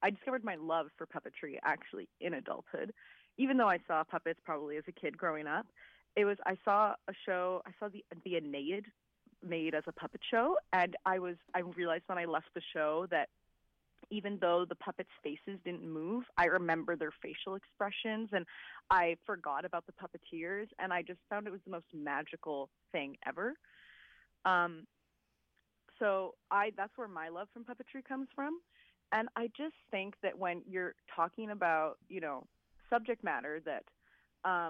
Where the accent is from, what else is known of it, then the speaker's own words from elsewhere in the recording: Montreal, Quebec, Canada; I'm from Montreal